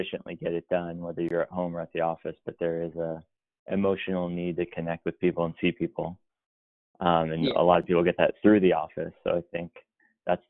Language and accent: English; Los Angeles, California, United States; moved away as an adult; also born or lived in Boston / New York; I was born in Los Angeles, born and raised there.